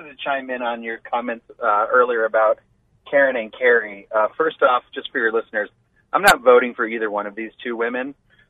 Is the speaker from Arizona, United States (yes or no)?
yes; Lake Havasu City, Arizona, United States; I grew up in Lake Havasu.